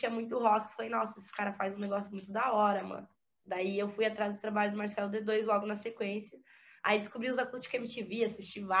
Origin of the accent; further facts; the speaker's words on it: Santa Catarina, Brazil; Eu sou do interior de Santa Catarina, eu sou de Ceará. É 500 quilômetros de Florianópolis.